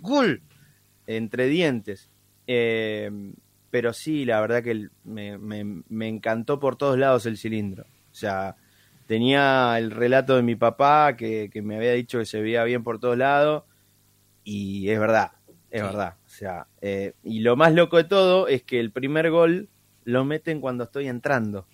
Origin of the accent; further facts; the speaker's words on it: Tres Arroyos, Buenos Aires Province, Argentina; en la ciudad de Tres Arroyos, de donde soy, provincia de Buenos Aires.